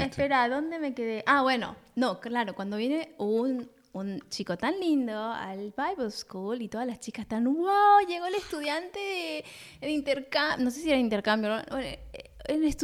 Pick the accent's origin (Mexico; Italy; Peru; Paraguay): Paraguay; also born or lived in Buenos Aires, Argentina; nací en Buenos Aires, con ocho años fuimos a Paraguay.